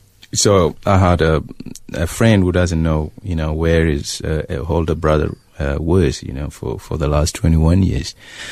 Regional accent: Sudan; you know, it's something that when I was away from Sudan, I didn't know it was happening until I went back and see it.

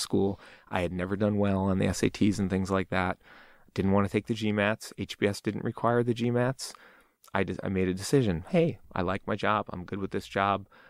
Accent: Fair Lawn, New Jersey, United States; moved away; Fairlawn, New Jersey.

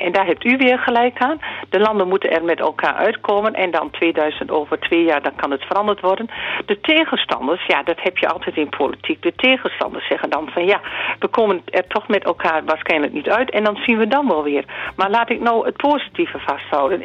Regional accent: Zeeland, Netherlands; bij ons in Zeeland

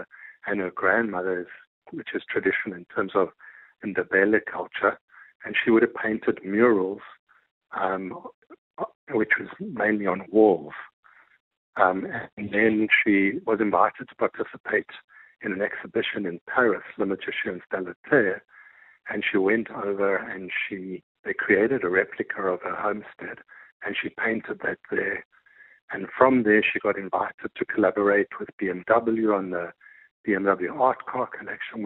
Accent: South Africa; our identity as South African

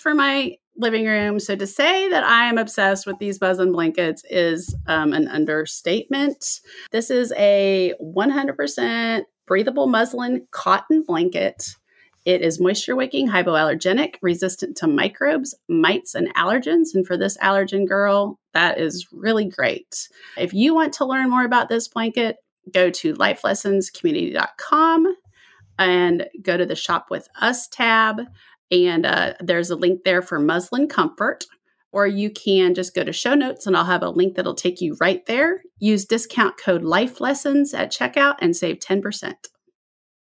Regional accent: Overland Park, Kansas, United States; also born or lived in Denver; now in Alabama, United States; you live in my hometown

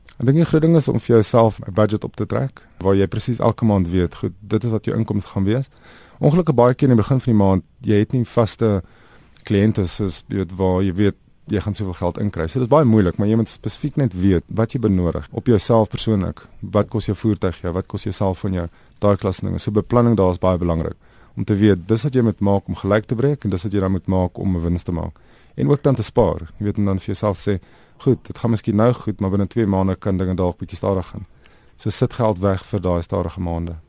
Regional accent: South Africa; ons as Suid-Afrikaners

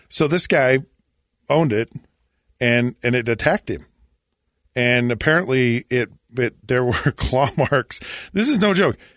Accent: Utah, United States; I was born and raised in Utah

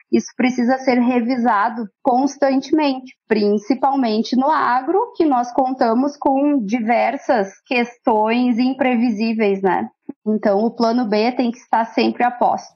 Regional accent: Encruzilhada do Sul, Rio Grande do Sul, Brazil; Eu sou natural de Encruzilhada do Sul, uma cidade que fica a 270 quilômetros de Porto Alegre.

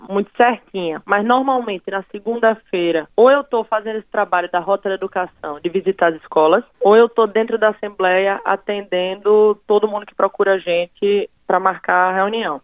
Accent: Northeast Region, Brazil; Como uma boa nordestina

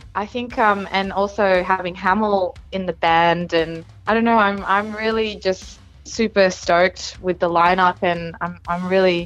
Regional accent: Canberra, Australian Capital Territory, Australia; moved away as an adult; also born or lived in Indonesia; now in Melbourne, Australia; when I was growing up in Canberra, I was going to a lot of local hardcore shows

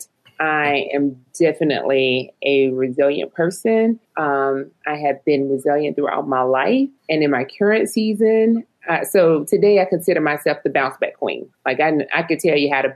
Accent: Montgomery, Alabama, United States; moved away; growing up in Montgomery, Alabama

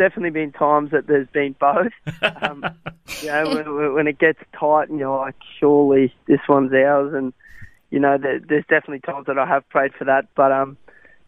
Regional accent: Australia; first language Afrikaans; English is a second language; also born or lived in South Africa; I learned English sort of as we were... as I was growing up in Australia and with the Australian slang. And so that's kind of why I don't have the South African accent

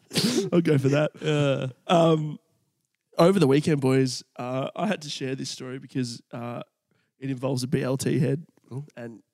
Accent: Melbourne, Victoria, Australia; I'm in Townsville. I don't know anyone here. I'm from Melbourne.

